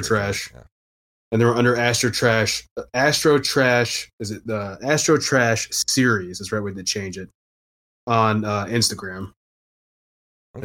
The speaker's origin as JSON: {"language": "English", "town": "Houston", "region": "Texas", "country": "United States", "also_born_or_lived": "Austin, Texas / Louisiana", "moved": "as an adult", "lives_now": "New Orleans, United States", "said": "I'm from Houston originally"}